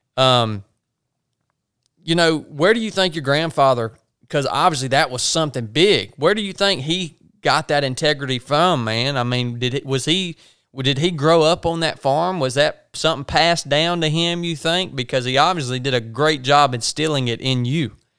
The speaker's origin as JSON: {"language": "English", "region": "the South", "country": "United States", "tie": "born or raised there", "accent": "country", "said": "dudes like us that were born and raised in the South"}